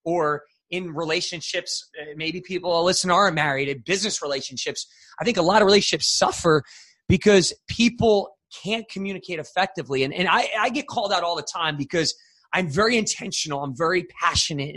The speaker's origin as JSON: {"language": "English", "region": "New Jersey", "country": "United States", "tie": "born or raised there", "said": "I'm from New Jersey originally"}